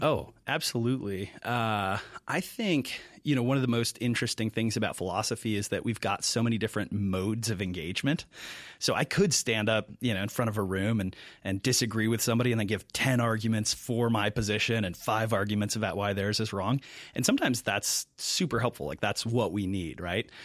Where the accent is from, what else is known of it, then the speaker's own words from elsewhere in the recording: Mankato, Minnesota, United States; moved away as an adult; also born or lived in Milwaukee; I'm originally from Mankato, Minnesota. Uh, grew up there.